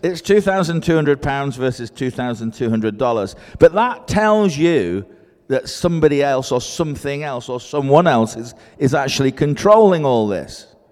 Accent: Scotland, United Kingdom; now in Cheshire, United Kingdom; I'm Scottish, I work in Cheshire, the northwest of England

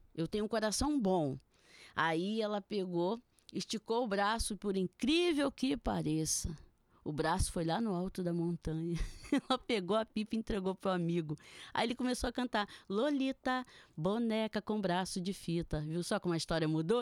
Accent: Niterói, Rio de Janeiro, Brazil; eu também sou de Niterói e eu trabalho ali, no centro

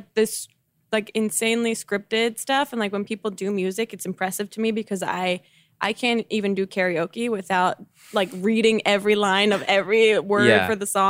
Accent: New Jersey, United States; I'm from New Jersey.

